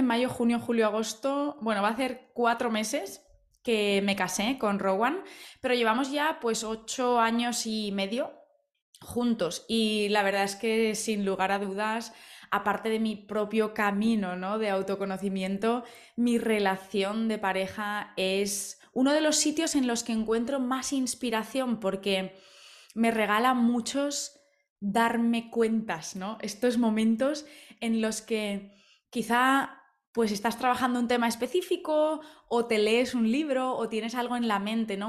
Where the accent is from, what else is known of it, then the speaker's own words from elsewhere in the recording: Spain; yo soy española